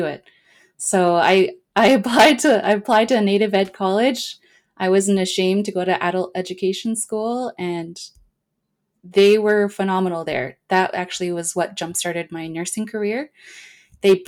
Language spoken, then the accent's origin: English; Vancouver, British Columbia, Canada; I grew up in East